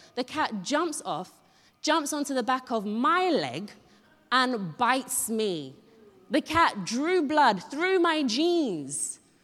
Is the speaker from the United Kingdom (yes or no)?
no; Ghana; moved away; I grew up in Ghana